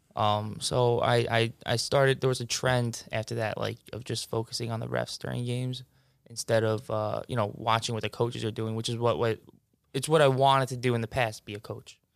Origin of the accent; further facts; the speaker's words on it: Mineola, New York, United States; I grew up in Mineola for twenty-five years.